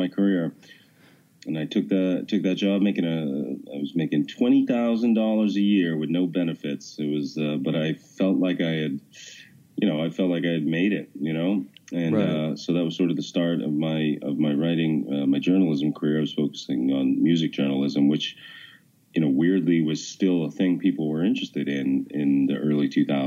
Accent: Boston, Massachusetts, United States; also born or lived in New York / Washington, D.C.; I've lived in Massachusetts. I grew up here.

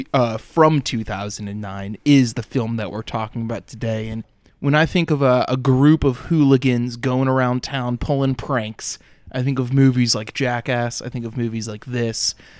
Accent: the South, United States; I put in my body growing up was just gallons upon gallons of sweet tea. It's like, oh, it's like I'm from the South.

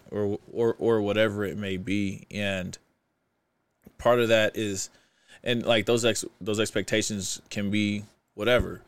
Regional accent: Kansas City, Missouri, United States; moved away as an adult; also born or lived in St. Louis, Missouri; now in Utah, United States; I'm from Kansas City. I moved to Saint Louis when I was twelve

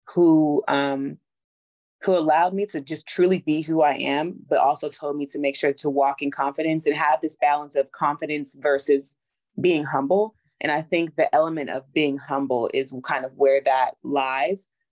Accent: Los Angeles, California, United States; moved away as an adult; also born or lived in Atlanta, Georgia; I'm from Los Angeles originally, and then I moved to Atlanta to go to Clark Atlanta University

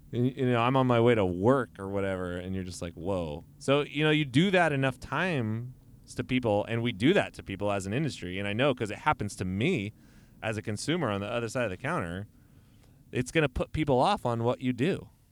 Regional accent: Modesto, California, United States; I'm straight up from Modesto

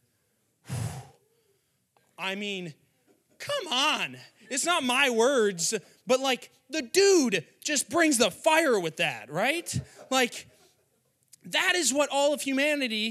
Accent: Wheaton, Illinois, United States; went to a high school in my hometown called Wheaton Academy

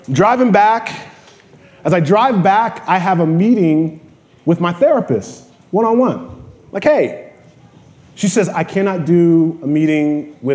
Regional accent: New York, United States; born there; I, I was born in New York. I, I, I moved back here.

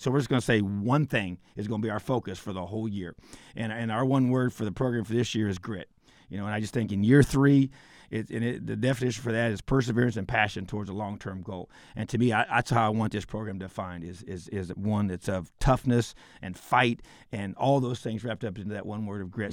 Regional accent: Indiana, United States; This is my home state

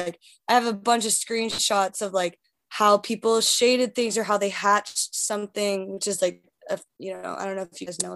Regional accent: north of Seattle, Washington, United States; moved away as an adult; now in New York, United States; I'm from Seattle, actually. I grew up like 20 minutes north of Seattle

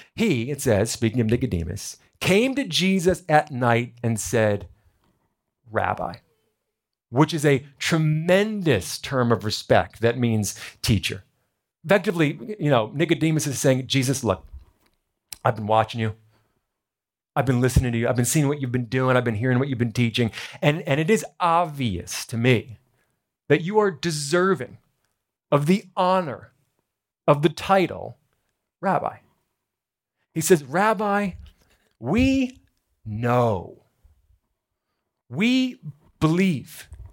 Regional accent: New Jersey, United States; I was born in America, born in New Jersey.

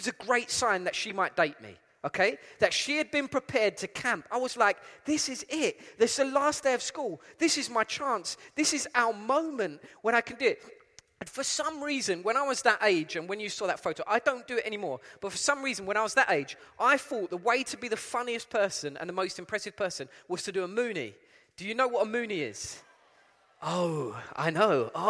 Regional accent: London, United Kingdom; accent: East London; moved away as an adult; also born or lived in Essex; now in Cape Town, South Africa; my accent is from East London. I'm originally from East London.

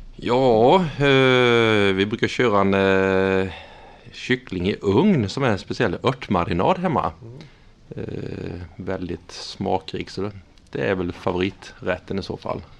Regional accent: Vetlanda, Jönköping County, Sweden; moved away as an adult; also born or lived in Norrköping; now in Tranås, Sweden; jag är uppvuxen i Vetlanda

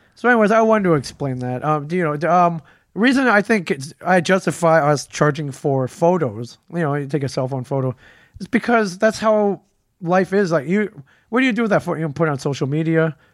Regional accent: Detroit, Michigan, United States; moved away; it was my hometown con. I grew up there

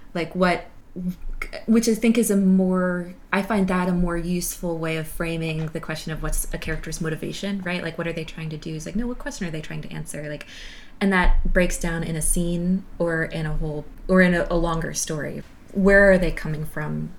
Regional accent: the South, United States; moved away as an adult; also born or lived in Massachusetts; I grew up in the South

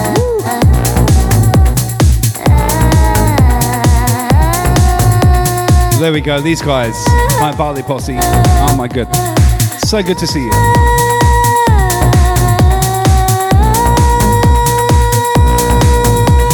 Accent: Southampton, South East England, United Kingdom; moved away as an adult; also born or lived in Northampton / Melbourne, Australia / Hedge End; now in Brisbane, Australia; I left England almost 9 years ago, but originally from Southampton

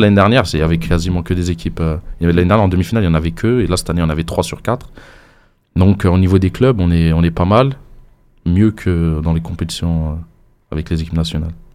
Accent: Sétif, Sétif Province, Algeria; chez nous à Steph

